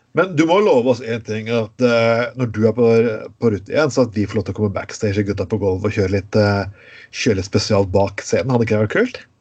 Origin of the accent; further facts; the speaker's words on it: Telemark, Norway; jeg kom fra Telemark